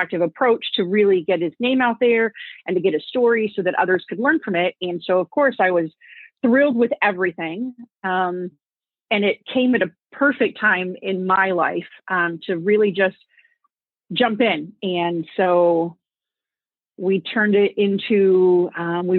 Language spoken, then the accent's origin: English; Connecticut, United States; moved away as an adult; We're both from Connecticut. And when we were in high school